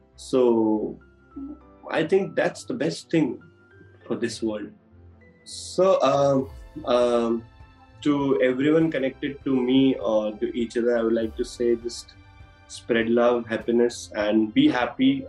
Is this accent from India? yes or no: yes; Udaipur, Rajasthan, India; moved away as an adult; now in Mumbai, India; I'm born and brought up in Udaipur only. I I was here till my school days.